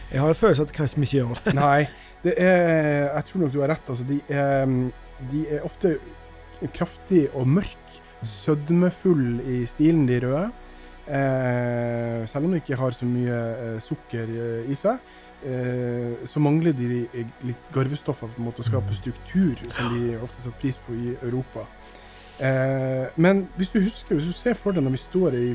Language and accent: Norwegian; Skudeneshavn, Rogaland, Norway; now in Bergen, Norway; Jeg er fra Karmøy nå. Skudeneshavn.